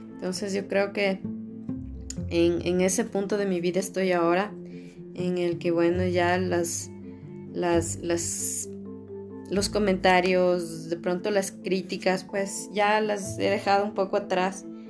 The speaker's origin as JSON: {"language": "Spanish", "country": "Ecuador", "said": "soy ecuatoriana"}